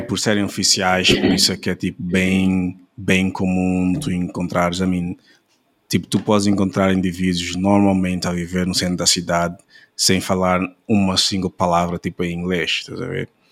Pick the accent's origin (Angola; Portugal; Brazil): Angola; nós temos uma, uma uh, well, situação like, similar em Angola também, uh, yeah, tipo, as nossas línguas nacionais